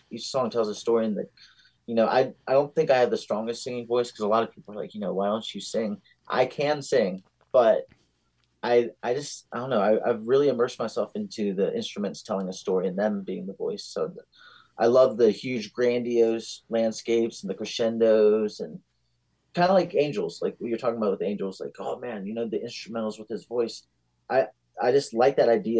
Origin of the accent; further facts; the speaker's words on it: Staunton, Virginia, United States; now in Arizona, United States; I'm originally from Virginia. Being Arizonian is just still really weird to me. But we grew up right up the street from this recording studio